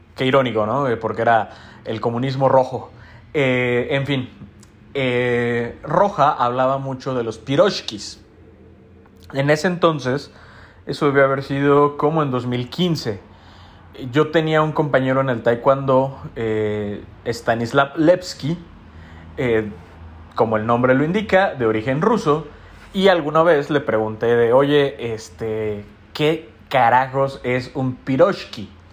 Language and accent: Spanish; Mexico City, Mexico; los que somos de Ciudad de México